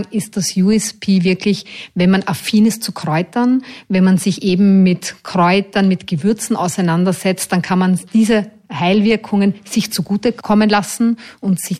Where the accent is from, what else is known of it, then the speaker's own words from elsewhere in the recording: Austria; Ich glaube, als Österreicher mit dieser äh, Verbindung zur Monarchie ein absolutes Muss, einmal in einem der drei Orte gewesen zu sein.